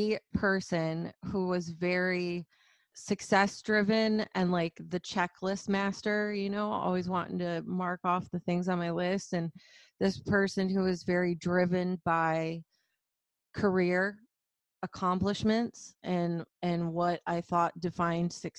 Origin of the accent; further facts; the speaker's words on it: Flint, Michigan, United States; I grew up very humbly. I grew up in Flint, Michigan, and super blue collar background